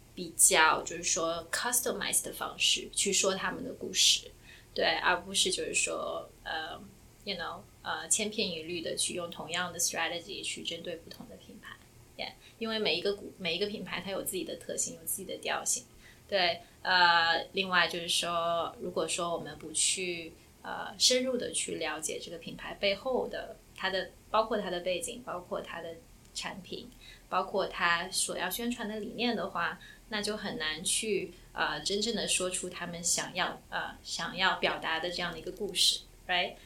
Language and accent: Chinese; Shanghai, China; moved away as an adult; also born or lived in Yancheng, Jiangsu / Boston; now in New York, United States; 我在江苏延城出生，然后在上海长大，啊，二零一三年的时候呢，来，啊，美国的波士顿读书，读研究生，然后毕业以后在纽约工作，啊，一直到现在